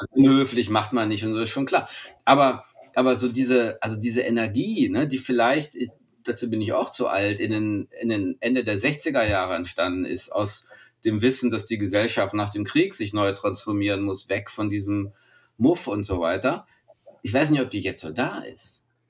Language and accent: German; Germany; als Deutsche